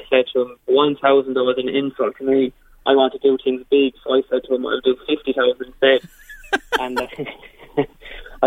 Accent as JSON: {"language": "English", "town": "Kilkenny", "region": "Leinster", "country": "Ireland", "also_born_or_lived": "Limerick", "said": "I'm from Kilkenny"}